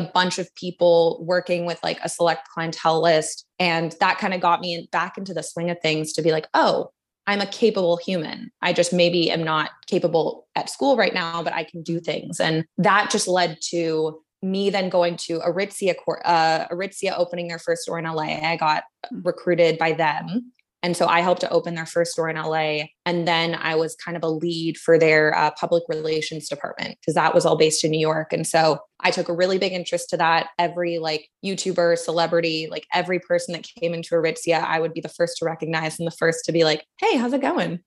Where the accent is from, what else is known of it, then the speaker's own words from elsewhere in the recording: Vancouver, British Columbia, Canada; moved away as an adult; also born or lived in Dallas, Texas, United States / Toronto, Canada; now in Los Angeles, United States; I was born in Dallas, and my dad's work brought us to Toronto and then eventually Vancouver when I was two. And so grew up in Vancouver, did K through twelve at the same school